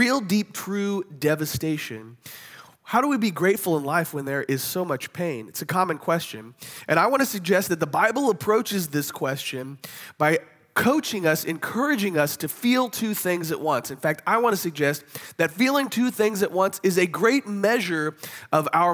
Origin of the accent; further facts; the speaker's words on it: Kansas City, United States; They're my hometown football team